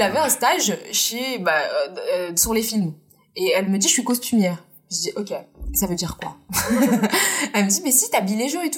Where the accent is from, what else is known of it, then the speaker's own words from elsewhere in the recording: France; Je suis née en France, mais je suis indienne